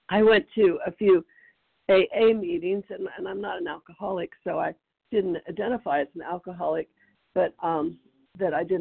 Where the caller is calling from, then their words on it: Tennessee, United States; Tennessee. I'm in East Tennessee.